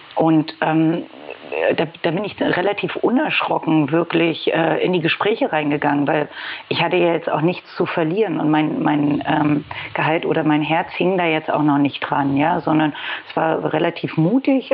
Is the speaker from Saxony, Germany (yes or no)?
no; Berlin, Germany; Ich komme aus Berlin, gebürtig sogar